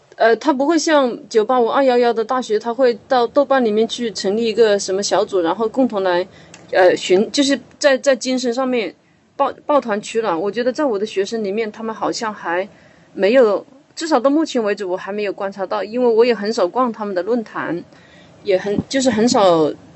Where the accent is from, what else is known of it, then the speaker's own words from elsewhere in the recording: Hunan, China; moved away as an adult; now in Guangdong, China; 因为我老家是湖南的嘛。我到广东生活了快二十年以后